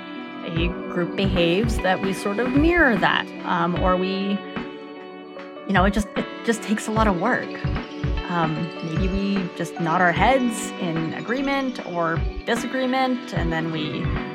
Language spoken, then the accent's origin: English; Canada; I'm born in Canada, so I'm Canadian